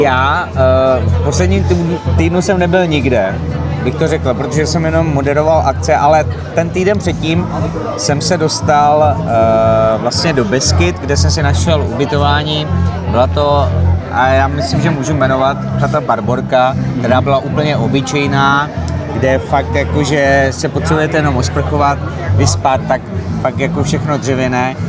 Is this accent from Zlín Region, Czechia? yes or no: yes; Slavičín, Zlín Region, Czechia; moved away; jsem původem ze Slavičína.